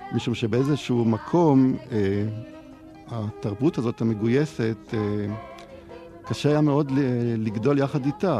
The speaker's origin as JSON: {"language": "Hebrew", "country": "Israel", "tie": "born or raised there", "said": "הדור שלי, שעוד גדל עם הקו הירוק. וכיוון שנולדתי בתש\"ח"}